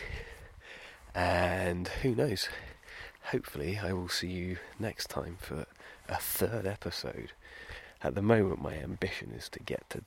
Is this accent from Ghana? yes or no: no; United Kingdom; being British